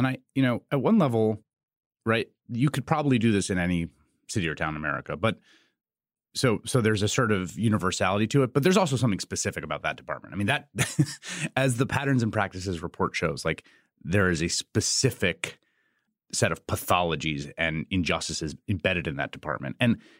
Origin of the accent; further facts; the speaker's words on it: New York City, New York, United States; also born or lived in Chicago / Washington, D.C.; I think because I grew up in New York City, I just associated those things with the city. And I lived in Chicago and I lived in Washington, D.C.